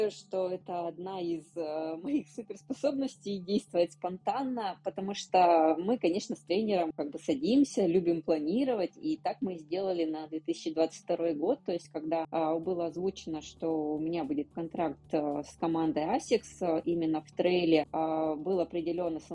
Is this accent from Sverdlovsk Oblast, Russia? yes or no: yes; Yekaterinburg, Sverdlovsk Oblast, Russia; Сейчас я нахожусь э, в Екатеринбурге, в родном городе.